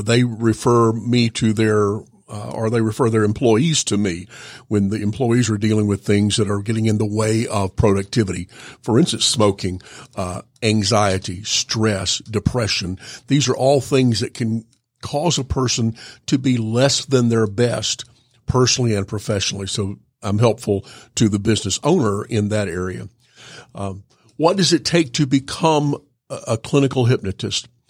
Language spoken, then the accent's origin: English; Georgia, United States; also born or lived in North Carolina / Louisville, Kentucky / California; I moved here when I was in the sixth grade to be near my parents. And, uh, grew up here, went to elementary school, went to high school, went to University of Georgia